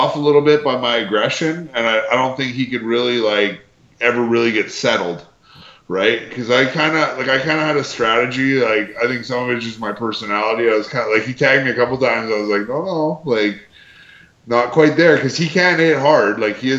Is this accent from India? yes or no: no; Canada; like, you know, we're all Canadian talent, right?